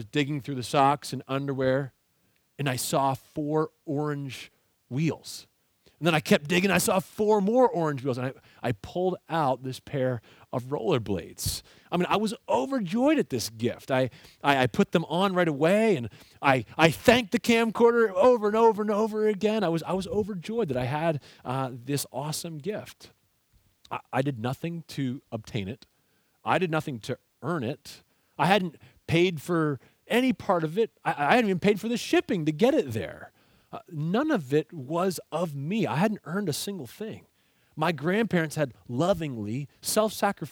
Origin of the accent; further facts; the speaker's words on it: Aylmer, Ontario, Canada; I grew up in Aylmer, Ontario, in Canada